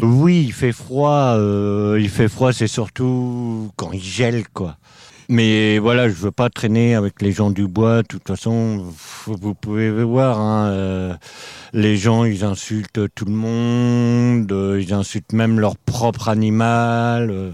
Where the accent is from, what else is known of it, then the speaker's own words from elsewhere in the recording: Normandy, France; moved away as an adult; also born or lived in Drôme; now in Paris, France; Alors à la base, moi je suis normand. J'ai fait partie de la DAS. J'avais deux ans. Et foyer, famille d'accueil, foyer, famille d'accueil, j'ai connu ça. J'ai toujours été en Normandie.